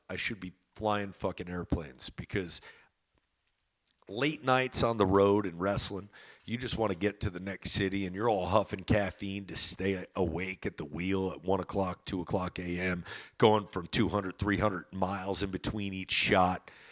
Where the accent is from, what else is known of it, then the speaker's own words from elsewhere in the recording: New Jersey, United States; I'm from Jersey, where you can get the best pizza in the world